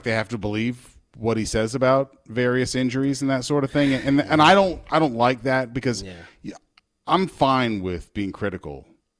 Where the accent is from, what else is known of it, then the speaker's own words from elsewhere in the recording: Tampa, Florida, United States; I grew up in Tampa